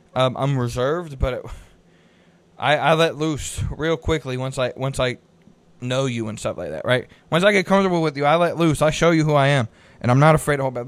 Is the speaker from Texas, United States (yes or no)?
no; Concord, North Carolina, United States; also born or lived in Salisbury, North Carolina; I grew up in Concord, which is just north of Midland